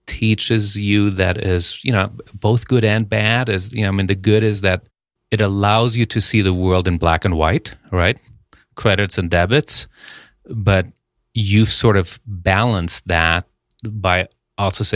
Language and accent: English; Germany; moved away; I grew up in Germany